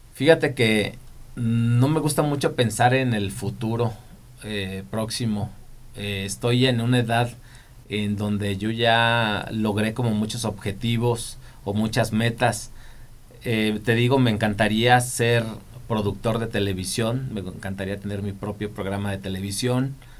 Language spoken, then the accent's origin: Spanish; Zacapu, Michoacán, Mexico; moved away as an adult; also born or lived in Guadalajara; now in Morelia, Mexico; yo crecí en Zacapu, allá soy origin yo soy originario de allá